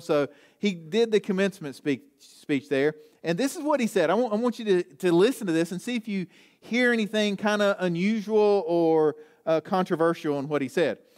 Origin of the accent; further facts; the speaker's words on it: Southwest Virginia, United States; I'm from Southwest Virginia